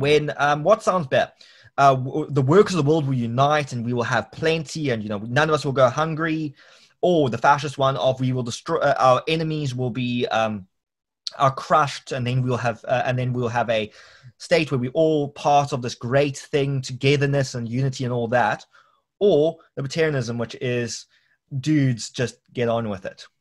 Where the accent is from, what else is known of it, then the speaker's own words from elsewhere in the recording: Cape Town, Western Cape, South Africa; I'm not South African, I'm a Capetonian.